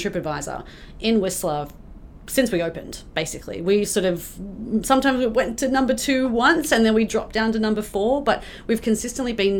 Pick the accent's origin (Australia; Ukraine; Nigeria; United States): Australia; now in Canada; I'm Australian